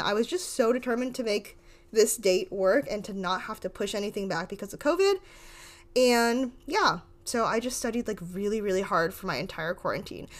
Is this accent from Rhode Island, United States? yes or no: yes; Rhode Island, United States; I'm from, like, the smallest town ever in Rhode Island